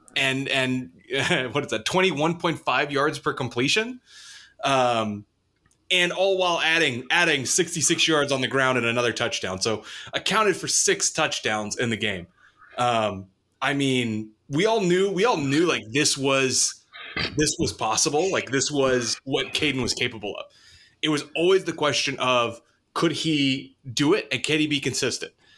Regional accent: south of Dallas, Texas, United States; moved away; right down the street from my hometown in, in, in, uh, south of Dallas

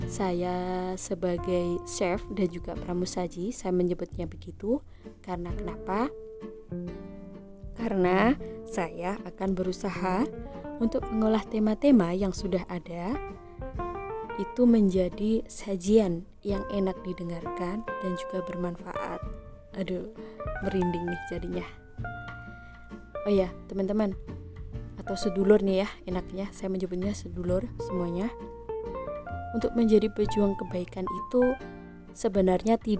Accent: East Java, Indonesia; sebagai warga Jawa Timur rasanya kurang afdol jika saya tidak parikan

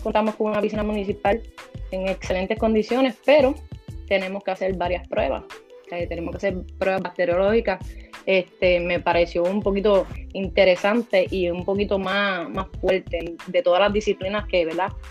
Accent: Morovis, Puerto Rico; la directora de recreación y deporte de Morovis

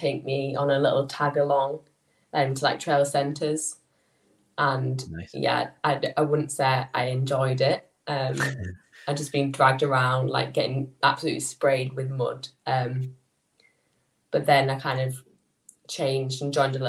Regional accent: Skipton, Yorkshire and the Humber, United Kingdom; I'm from... I'm near a little town in North Yorkshire called Skipton.

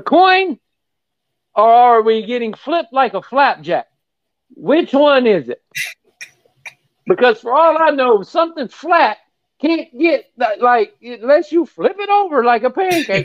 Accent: Jacksonville, Florida, United States; I'm born and raised in Jacksonville

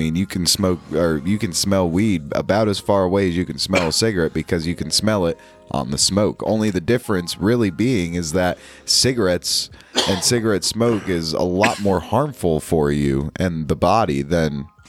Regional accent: New York, United States; my home state, down in New York City.

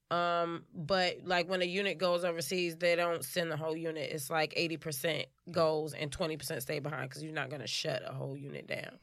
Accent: Chicago, Illinois, United States; born and raised in Chicago

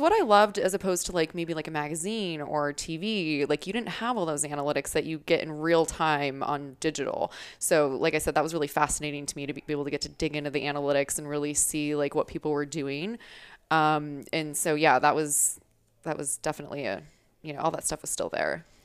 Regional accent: Arizona, United States; also born or lived in Wisconsin; I'm originally from Wisconsin, um, but have been here in Arizona basically since I was a kid

